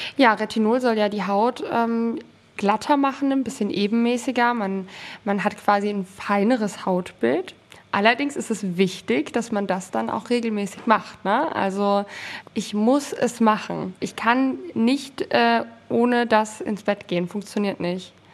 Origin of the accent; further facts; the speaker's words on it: Southern Hesse, Germany; moved away as an adult; also born or lived in Poland (mother's origin); now in Cologne, Germany; wir wohnen in Köln mittlerweile seit zwei Jahren und haben hier keine Familie in der Nähe. Wir kommen ursprünglich aus Südhessen